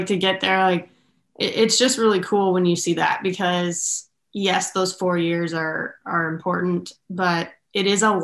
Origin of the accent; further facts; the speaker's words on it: Southern California, United States; I'm from Southern California, went to Northern California.